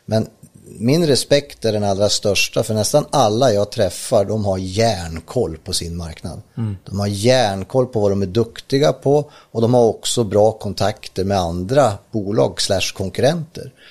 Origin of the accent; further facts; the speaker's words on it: Ljusdal, Gävleborg County, Sweden; jag är från Ljusdal uppe i Hälsingland